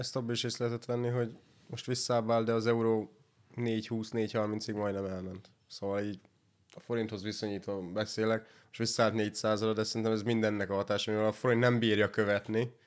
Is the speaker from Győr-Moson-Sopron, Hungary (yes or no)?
yes; Sopron, Győr-Moson-Sopron, Hungary; mi soproniak vagyunk